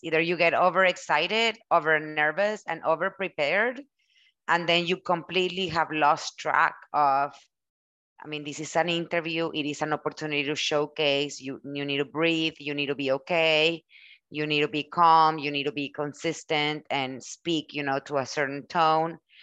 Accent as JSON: {"language": "English", "country": "Mexico", "tie": "born or raised there", "first_language": "Spanish", "second_language": "English", "moved": "yes", "said": "I was born and raised in Mexico. English, it's my second language."}